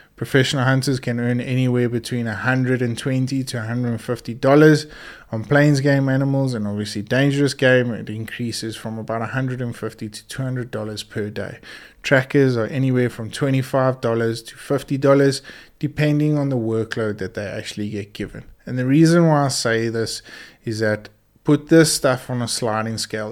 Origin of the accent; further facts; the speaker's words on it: South Africa; our South African heritage